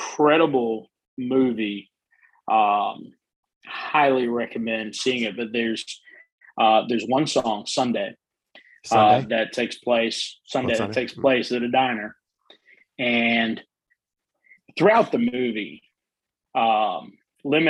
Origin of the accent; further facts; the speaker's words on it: South Africa; now in United States; I'm originally from South Africa, right. and I'm very proud to be a South African.